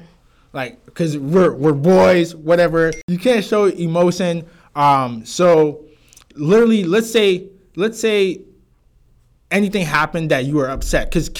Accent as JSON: {"language": "English", "country": "Ghana", "tie": "born or raised there", "said": "It's just like, oh, that's just how we grew up in Ghana, yeah."}